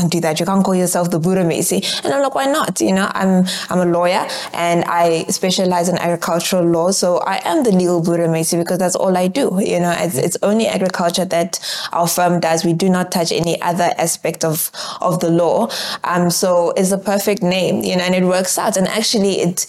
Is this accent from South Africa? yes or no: yes; Rustenburg, North West, South Africa; moved away as an adult; also born or lived in Pretoria / Johannesburg; now in Paarl, South Africa; I'm originally actually from Rustenburg, right? Mm-hmm. So I should have maybe called myself the mining girl because I grew up around a lot of mines